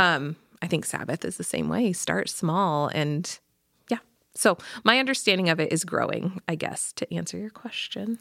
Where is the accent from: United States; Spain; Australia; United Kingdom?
United States; Pella, Iowa; I grew up in Pella